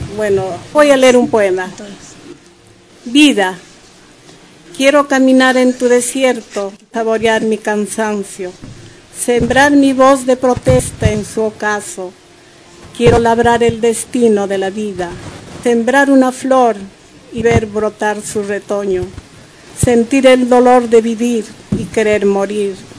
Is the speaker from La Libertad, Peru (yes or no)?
no; Huancayo, Junín, Peru; Yo soy de Huancayo